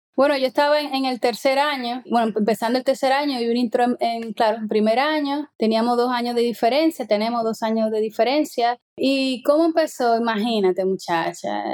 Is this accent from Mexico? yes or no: no; Santo Domingo, Distrito Nacional, Dominican Republic; moved away as an adult; also born or lived in Cuba; now in Capellades, Spain; yo nací en Santo Domingo y viví ya hasta que me fui a Cuba a estudiar cine